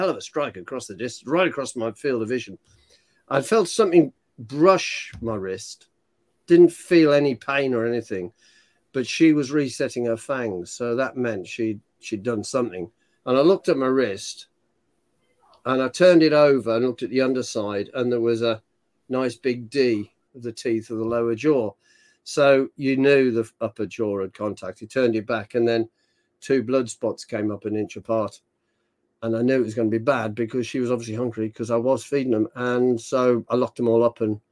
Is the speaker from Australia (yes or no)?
no; United Kingdom; I'm British.